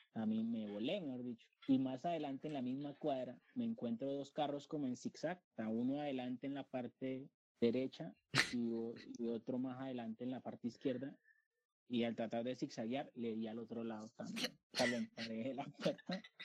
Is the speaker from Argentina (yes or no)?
no; Colombia; also born or lived in Bogotá; yo como buen colombiano